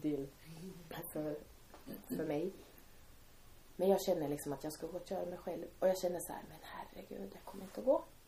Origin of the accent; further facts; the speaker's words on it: Timrå, Västernorrland County, Sweden; vi växte upp i Timrå.